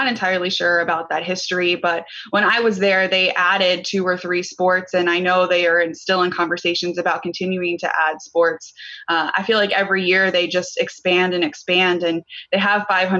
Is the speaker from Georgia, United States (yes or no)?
no; Bradenton, Florida, United States; since I grew up in Bradenton, Sarasota area